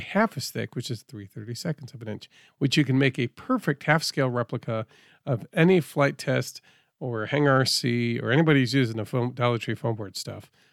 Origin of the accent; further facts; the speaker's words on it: Northeast, United States; I'm from the Northeast